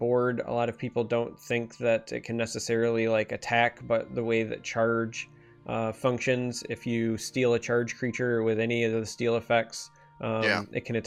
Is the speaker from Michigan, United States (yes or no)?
yes; Michigan, United States; accent: rural Michigan; My accent is significantly more like rural Michigan militia